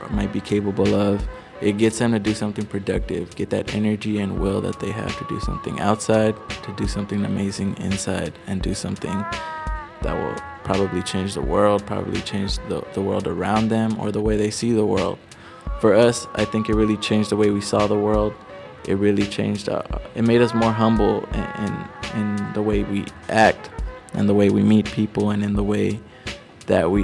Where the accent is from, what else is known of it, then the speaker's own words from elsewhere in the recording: Los Angeles, California, United States; I'm from Watts, California